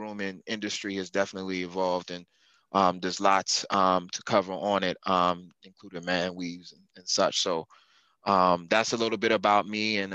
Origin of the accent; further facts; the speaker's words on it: Montgomery County, Maryland, United States; I'm from Moco